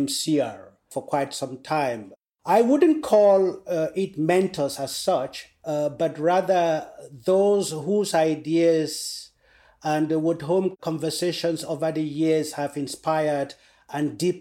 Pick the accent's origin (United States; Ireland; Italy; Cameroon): Cameroon; moved away as an adult; also born or lived in Leicester, United Kingdom; now in South Africa; I grew up in the Cameroon grass fields